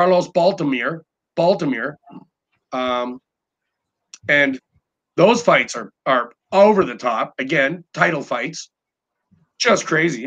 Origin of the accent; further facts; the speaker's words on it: Newfoundland and Labrador, Canada; I'm freaking Scottish, right? So I'm a newfie.